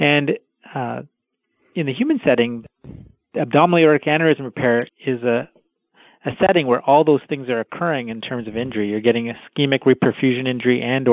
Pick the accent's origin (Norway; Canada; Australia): Canada; I was born in Canada, but my parents are of Indian background